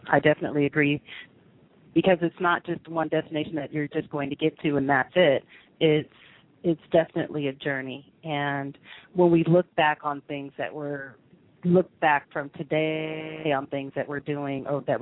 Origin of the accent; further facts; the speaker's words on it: Topeka, Kansas, United States; born there; I was born in Topeka, Kansas.